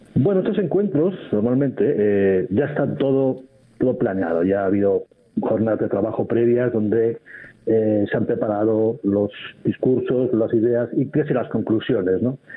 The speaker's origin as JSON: {"language": "Spanish", "country": "Spain", "said": "A lo mejor es una percepción que tengo como español"}